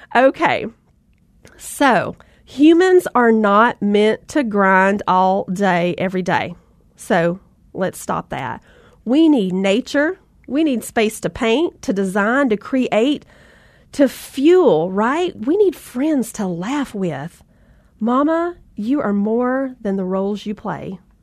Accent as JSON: {"language": "English", "region": "the South", "country": "United States", "accent": "Southern", "said": "I'm from the South and we love those rope swings, right?"}